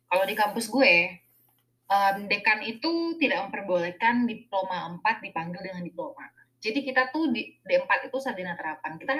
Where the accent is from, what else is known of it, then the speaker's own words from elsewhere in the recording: Lampung, Indonesia; Ya, jadi sebenarnya tuh gue emang besar di Lampung. Nah, karena keluarga gue tuh transmigrasi gitu dari Bali ke Lampung.